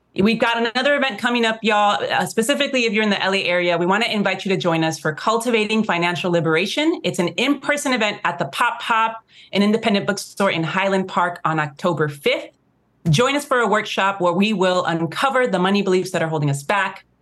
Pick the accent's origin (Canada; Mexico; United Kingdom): Mexico; when we're from Mexico, the white Mexicans